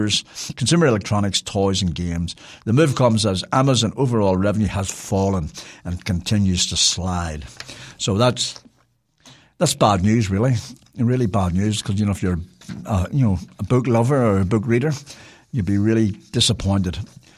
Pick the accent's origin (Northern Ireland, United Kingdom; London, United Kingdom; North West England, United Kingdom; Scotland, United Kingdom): Northern Ireland, United Kingdom; Belfast; I was really delighted and really proud, really. I'm from Belfast.